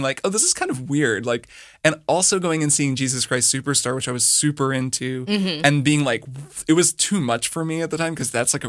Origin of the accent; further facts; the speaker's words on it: Bloomington, Indiana, United States; So I grew up in Bloomington, Indiana. So actually kind of near where you grew up. But it was a university town.